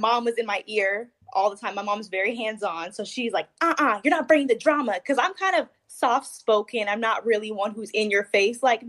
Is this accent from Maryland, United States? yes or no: yes; Maryland, United States; moved away as an adult; now in Tallahassee, United States; I'm originally from Maryland, and the University of Maryland is like right next